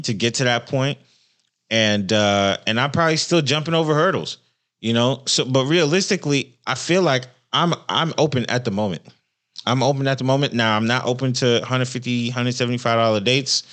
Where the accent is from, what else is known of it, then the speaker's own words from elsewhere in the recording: Central Florida, United States; moved away; I'm from Florida. I think in Central Florida